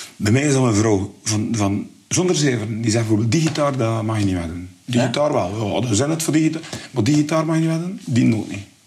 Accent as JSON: {"language": "Dutch", "town": "Bruges", "region": "Flanders", "country": "Belgium", "said": "ik ben van Brugge, allee, we woonden in Westkamp"}